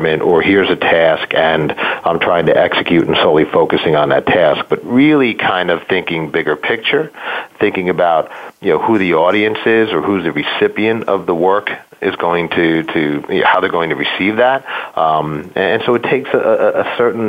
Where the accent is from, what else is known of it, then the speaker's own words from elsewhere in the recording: New York area, United States; I grew up in New York, in the New York area